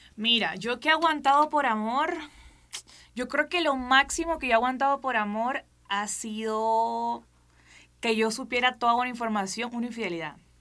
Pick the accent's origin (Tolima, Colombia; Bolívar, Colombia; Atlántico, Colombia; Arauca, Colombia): Atlántico, Colombia; Barranquilla